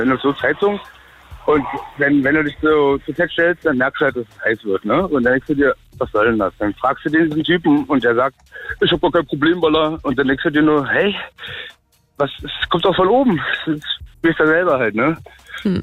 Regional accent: Berlin, Germany; Ich bin Berliner durch und durch

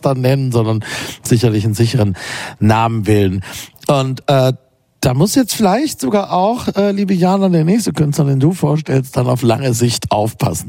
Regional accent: Berlin, Germany; als Berliner

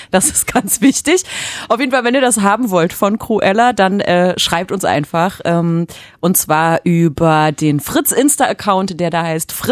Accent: France; Da sage ich als Franzose Chapeau.

